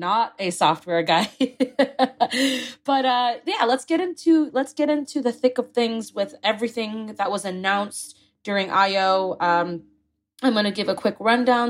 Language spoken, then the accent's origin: English; Singapore; moved away; I grew up in Singapore